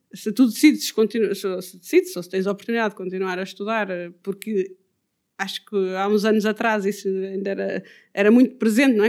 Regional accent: Ponte de Lima, Norte, Portugal; now in Odemira, Portugal; eu cresci eh, em Ponte Lima, na vila e na aldeia

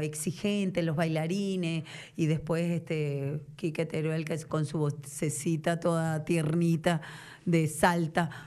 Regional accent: Venezuela; accent: Venezuelan; moved away as an adult; now in Argentina; siendo venezolana, con acento venezolano

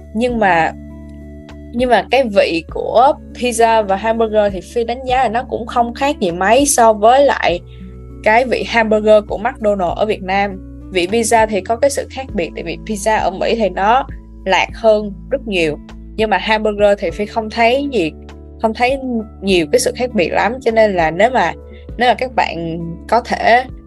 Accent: Vietnam; now in United States

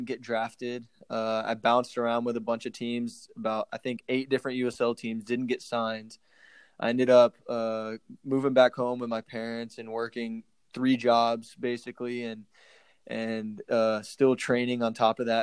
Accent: Frisco, Texas, United States; moved away as an adult; also born or lived in North Carolina / Sacramento, California; now in San Antonio, United States; I'm a Texas boy, born and raised in Frisco, Texas, played soccer growing up my whole life

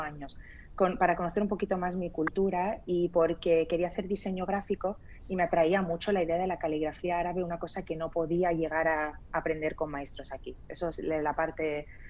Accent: Spain; also born or lived in Lebanon; Yo nací en el Líbano, y me vine a España, bueno, me trajeron a España porque tenía un mes de edad. Entonces, bueno, eh, me crié aquí toda mi vida

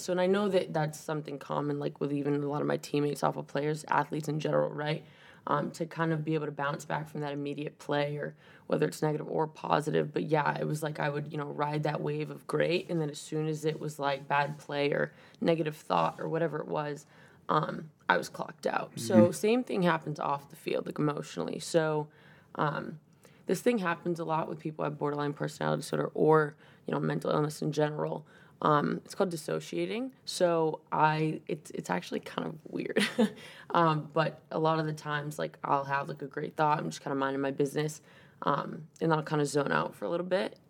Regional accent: 40 minutes south of Boston, Massachusetts, United States; moved away as an adult; now in Maine, United States; I'm from Mass, uh, just about 40 minutes south of Boston

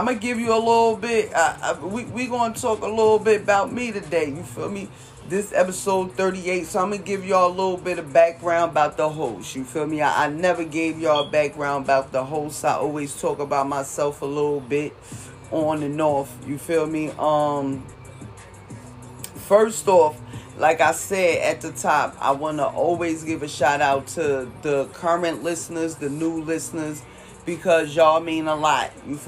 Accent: Jersey City, New Jersey, United States; moved away as an adult; now in California, United States; I'm originally from Jersey City, New Jersey

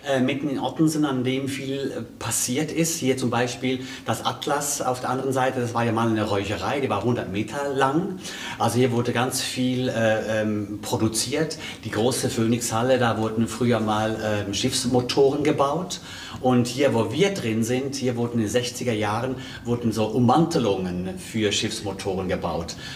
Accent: Switzerland; ich bin ja Schweizer, ne? ich komme aus der Schweiz.

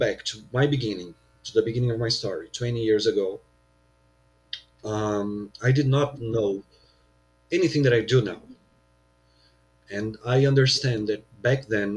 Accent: São Paulo, Brazil; here in São Paulo, my hometown

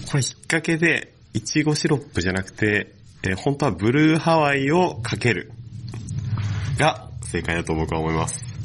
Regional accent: Yokosuka, Kanagawa, Japan; 神奈川県横須賀市出身

